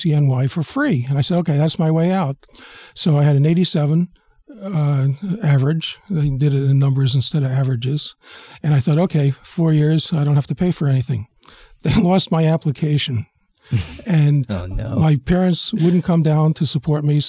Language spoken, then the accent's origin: English; New York City, New York, United States; I was born in the South Bronx, and as I found out later in life, I lived six blocks away from Colin Powell, and we both lived there in 1953, 4, and 5